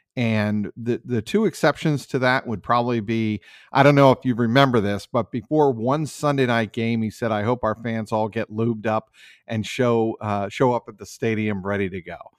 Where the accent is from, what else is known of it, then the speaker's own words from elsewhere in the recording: Cincinnati, Ohio, United States; moved away as an adult; also born or lived in New England; I'm from Cincinnati, went to Indian Hill High School, graduated way back in the mid-eighties